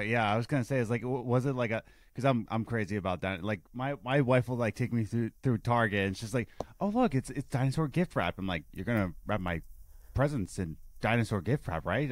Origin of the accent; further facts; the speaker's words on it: Philadelphia, Pennsylvania, United States; where I grew up in Philadelphia, it was Uh, I grew up in the Russian Chinese district.